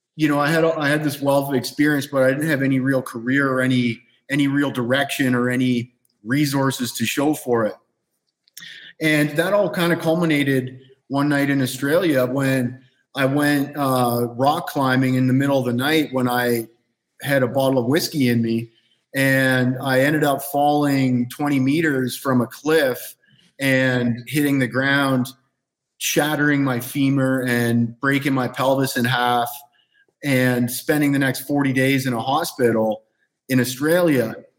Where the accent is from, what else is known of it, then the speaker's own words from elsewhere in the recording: Canada; moved away as an adult; now in Costa Rica; I grew up in Canada